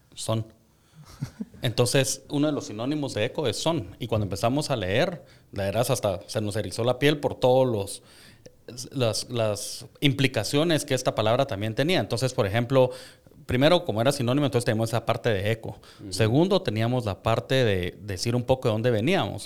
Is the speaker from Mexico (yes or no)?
no; Guatemala; como guatemaltecos tenemos un montón de valores